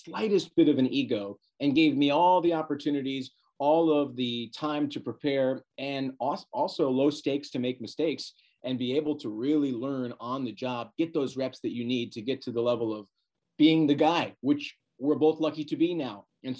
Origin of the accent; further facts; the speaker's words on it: San Diego, California, United States; moved away as an adult; also born or lived in Los Angeles, United States; now in Portland, United States; growing up in San Diego. I went to college in Los Angeles, Richard Nixon's alma mater, actually, Whittier College.